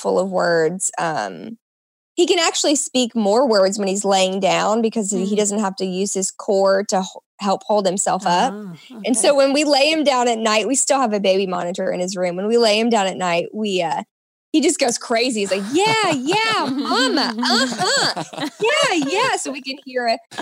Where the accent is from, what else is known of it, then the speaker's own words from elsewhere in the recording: Nashville, Tennessee, United States; Like I live in Nashville, and I grew up in Nashville